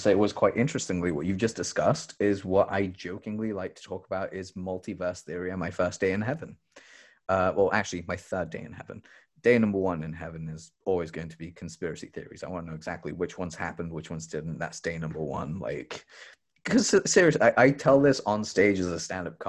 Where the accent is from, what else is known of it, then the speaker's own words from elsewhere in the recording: England, United Kingdom; I grew up in England